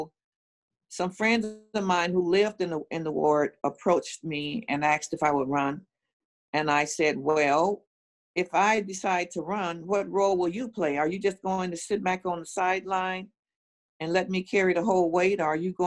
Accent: Chicago, Illinois, United States; I was growing up in Robert Taylor Homes. My parents lived there, and they were raising 8 of us

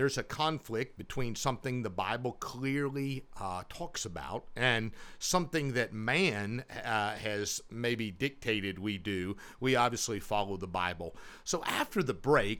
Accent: United States; living in this great country that we live in is that we have the opportunities as an American citizen

